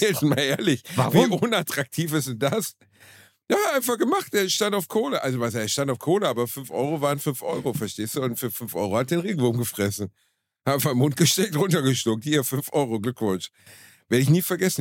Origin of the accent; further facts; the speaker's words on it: Gelsenkirchen, North Rhine-Westphalia, Germany; in Gelsenkirchen, Rotthausen, wo ich herkomme